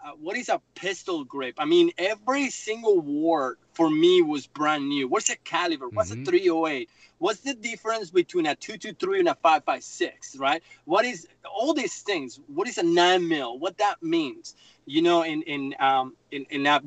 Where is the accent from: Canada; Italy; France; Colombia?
Colombia; Bogotá; English is a second language; moved away as an adult; also born or lived in Myrtle Beach, South Carolina; now in South Carolina, United States; I grew up in Bogotá. It's a big city like New York